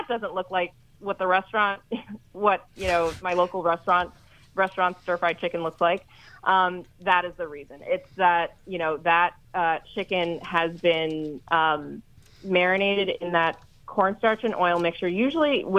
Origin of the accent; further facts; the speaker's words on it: Northeastern U.S., United States; we grew up in the Northeastern U.S.